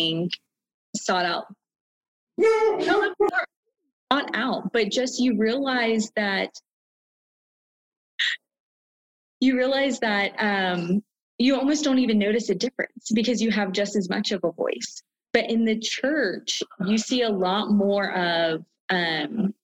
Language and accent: English; the South, United States; growing up in the South